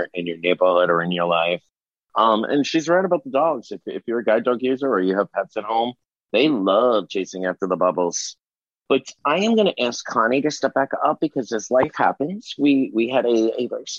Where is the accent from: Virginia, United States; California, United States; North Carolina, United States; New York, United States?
New York, United States; I'm originally from New York.